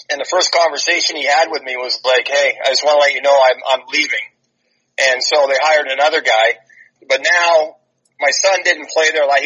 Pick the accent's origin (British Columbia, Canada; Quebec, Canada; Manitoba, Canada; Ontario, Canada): Ontario, Canada; Toronto; moved away as an adult; we growing up in Toronto, everybody played hockey